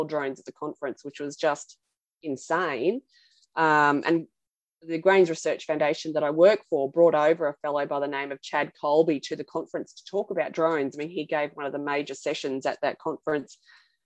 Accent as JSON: {"language": "English", "area": "Central Burnett", "region": "Queensland", "country": "Australia", "tie": "born or raised there", "said": "I grew up on a cattle property in the Central Burnett in Queensland"}